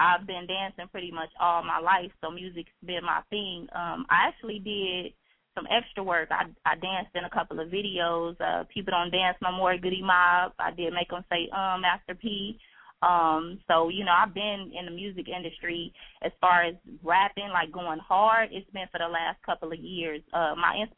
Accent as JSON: {"language": "English", "region": "California", "country": "United States", "moved": "as an adult", "lives_now": "Chicago, United States", "said": "I'm from California originally."}